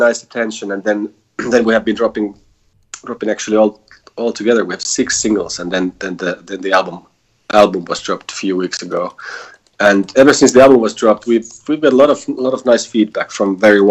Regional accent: Helsinki, Uusimaa, Finland; we are four guys from Helsinki

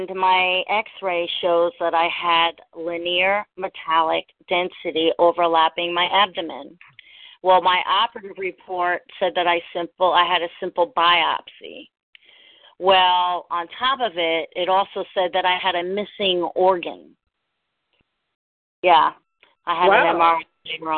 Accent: New York, United States; moved away as an adult; also born or lived in Central Florida; now in Florida, United States; I grew up in New York.

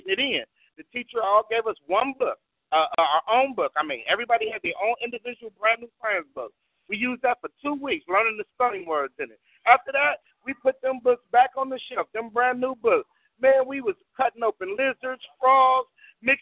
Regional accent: Compton, California, United States; I was from Compton

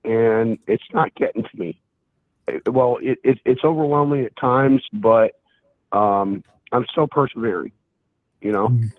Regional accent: near Philadelphia, Pennsylvania, United States; moved away; also born or lived in Bible Belt; I grew up near Philadelphia, so I mean, I live in the Bible Belt in Redneckville

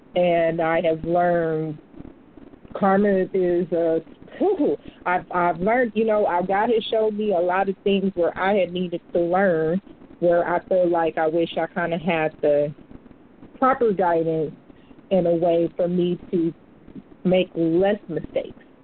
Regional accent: United States; I'm American too

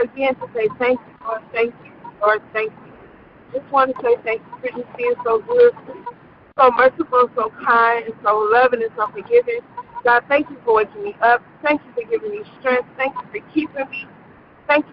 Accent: New Jersey, United States; Me and my best friend, Kiana, growing up in New Jersey, and we grew up together.

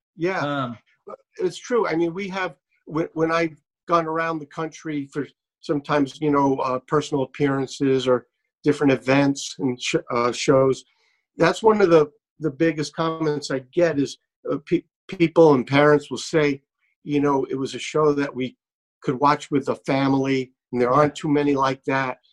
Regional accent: New York City, New York, United States; moved away as an adult; also born or lived in California; I grew up in in Brooklyn, New York

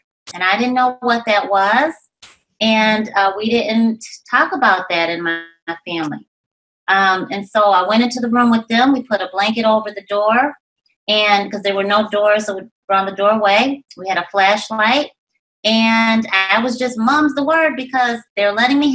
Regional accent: Rochester, New York, United States; I was raised in Rochester, New York

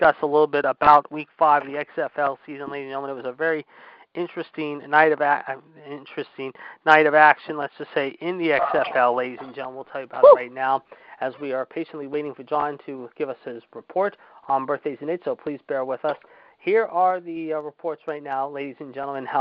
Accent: Pittsburgh, Pennsylvania, United States; my hometown, Pittsburgh, Pennsylvania

